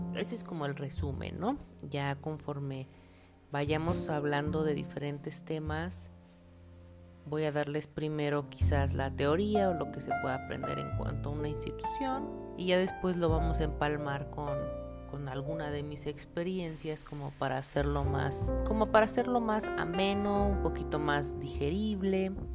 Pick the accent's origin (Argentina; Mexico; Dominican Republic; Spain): Mexico; also born or lived in El Salvador; Yo nací aquí en México, pero me fui a vivir un tiempo a El Salvador